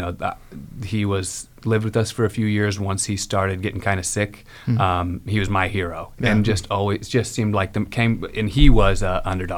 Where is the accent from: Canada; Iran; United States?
United States; Carmel; I grew up in Carmel